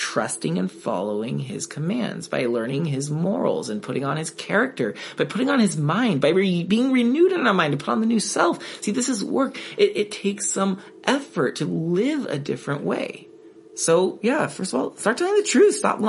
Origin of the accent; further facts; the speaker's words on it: United States; I'm an American too